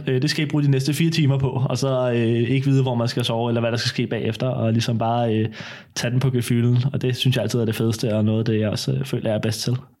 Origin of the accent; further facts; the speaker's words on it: Søborg, Capital Region of Denmark, Denmark; jeg er 20 år, kom fra Søborg Mørkøj